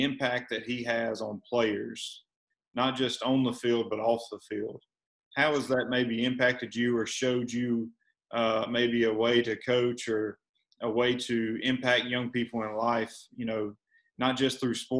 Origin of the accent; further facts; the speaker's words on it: Meridian, Mississippi, United States; moved away; But we're both from Meridian and both born and raised there in Lauderdale County